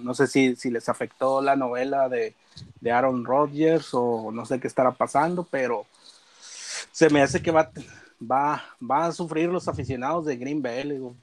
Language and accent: Spanish; Monclova, Coahuila, Mexico; soy de Monclova, Coahuila, somos acá de Monclova